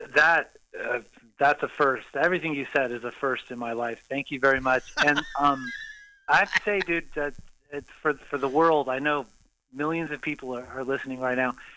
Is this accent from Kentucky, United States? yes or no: no; Los Angeles, California, United States; also born or lived in Valencia, California / Sherman Oaks / North Hollywood; I grew up in L.A., Southern California